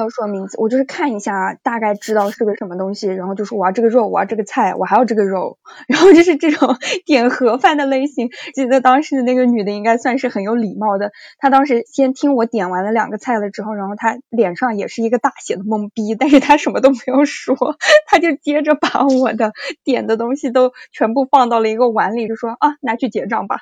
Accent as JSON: {"language": "Chinese", "country": "China", "also_born_or_lived": "United States", "moved": "as an adult", "said": "如果我小组里面只有我一个中国人"}